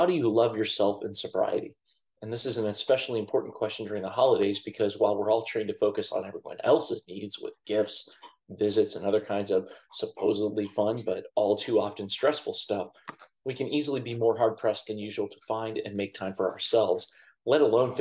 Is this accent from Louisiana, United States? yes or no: no; Columbus, Ohio, United States; my hometown of Columbus, Ohio